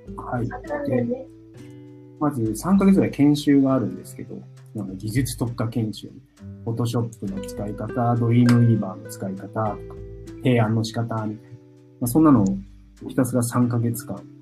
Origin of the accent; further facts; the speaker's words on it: Tokyo, Japan; 僕は、東京生まれ、うん、東京育ちです。